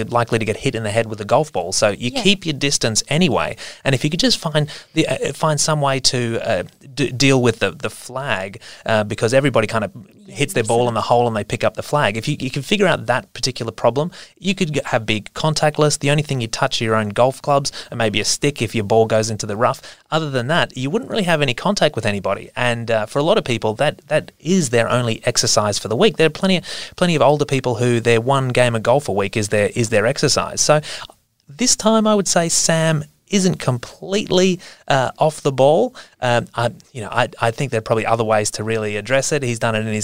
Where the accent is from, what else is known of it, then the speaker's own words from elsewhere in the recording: Australia; As an Australian